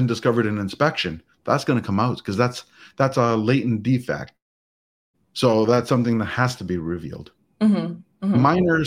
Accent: Canada; as a Canadian

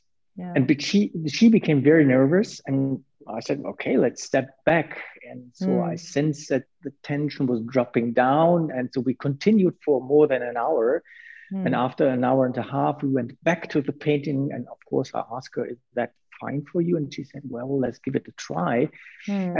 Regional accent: Münster, North Rhine-Westphalia, Germany; I went to the Art Academy in my hometown, Münster

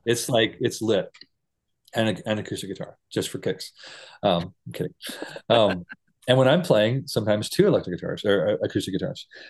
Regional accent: United States; moved away; also born or lived in Costa Rica; as an American church person

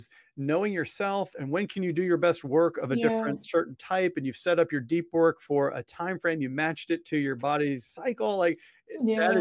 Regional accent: Missouri, United States; my home state

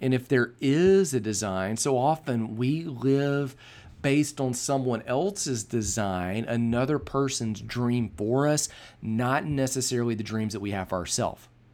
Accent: Birmingham, Alabama, United States; also born or lived in Texas; we moved from Texas to Birmingham, Alabama, uh, from the summer of my fourth grade year to start my fifth grade year

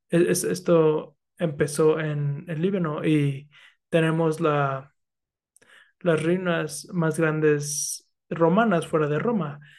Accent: Philippines; Spanish is a second language; También los filipinos. También soy filipina, entonces.

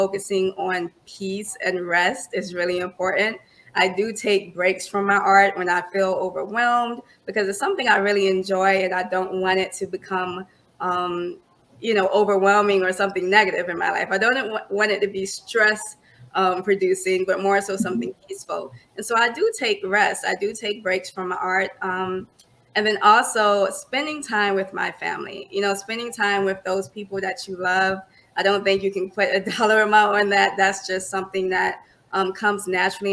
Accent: Orangeburg, South Carolina, United States; moved away as an adult; now in Charlotte, United States; born and raised in Orangeburg, South Carolina

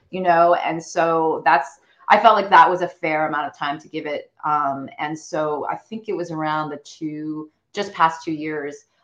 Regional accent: China; moved away; I think growing up, I'm I'm a, a Chinese immigrant. Like my parents are first gen immigrants

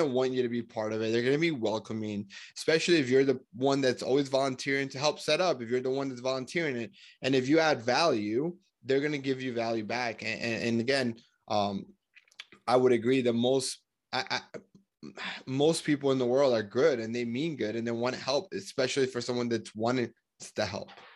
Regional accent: United States; also born or lived in Colombia; I grew up in America, I'm from Colombia

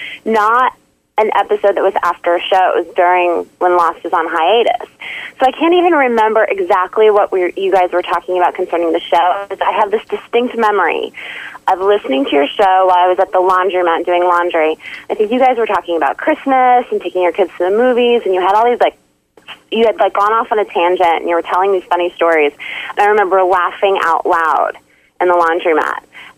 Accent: Alaska, United States; I was originally from Alaska, but I've lived in a number of different states.

